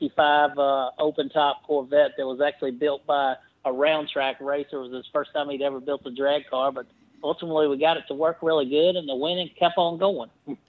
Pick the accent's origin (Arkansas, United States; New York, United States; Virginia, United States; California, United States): Virginia, United States; Lynchburg; when I was a teenager growing up in Lynchburg, Virginia